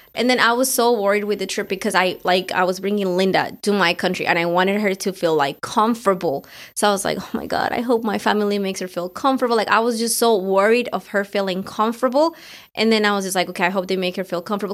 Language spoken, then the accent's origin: English; Colombia; moved away; it was the first time that I was going back to my country after, like, eighteen years